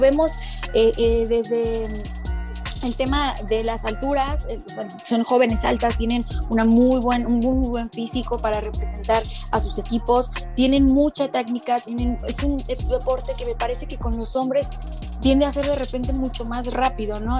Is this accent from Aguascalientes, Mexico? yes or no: yes; Aguascalientes, Mexico; las Lobas de Aguascalientes, este, más allá de que sea mi tierra